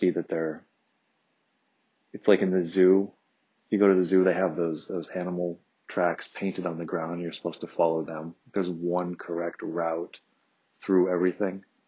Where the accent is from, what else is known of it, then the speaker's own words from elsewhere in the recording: Detroit, Michigan, United States; now in California, United States; suburban Detroit where I grew up